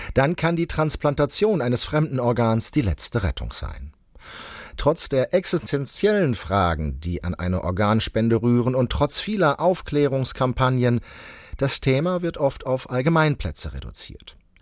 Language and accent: German; Baden-Württemberg, Germany; moved away as an adult; now in Homburg, Germany; Ich komme ursprünglich aus dem Badischen und bin dann zum AIP 1995 hier in die Nephrologie gekommen.